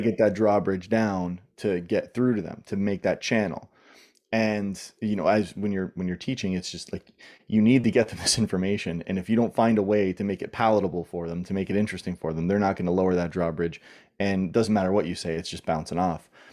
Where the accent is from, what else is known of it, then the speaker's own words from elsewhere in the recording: Southern Ontario, Canada; moved away as an adult; also born or lived in New York / California / Australia; I grew up in Southern Ontario, in Canada